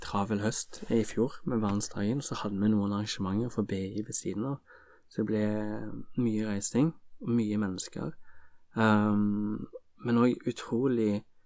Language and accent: Norwegian; Stavanger, Rogaland, Norway; jeg kommer jo fra Stavanger